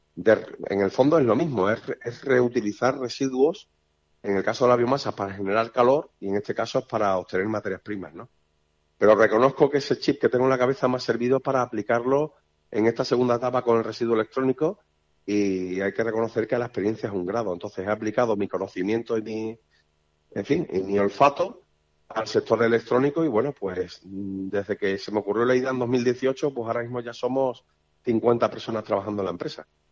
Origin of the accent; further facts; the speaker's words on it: Seville, Andalusia, Spain; moved away as an adult; now in Villafranca de los Barros, Spain; yo soy de Sevilla